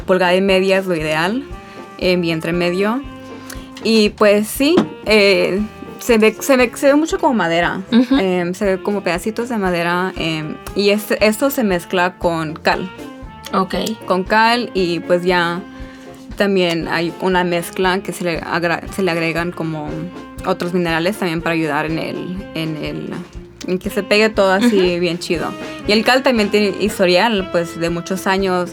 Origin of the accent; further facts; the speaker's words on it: Los Angeles, California, United States; soy de Los Ángeles, South Central Los Ángeles, para ser exacta